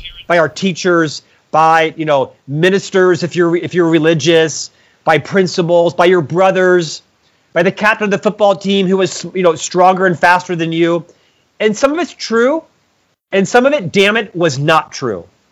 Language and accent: English; Orlando, Florida, United States; I was born in Orlando, Florida, to a middle class family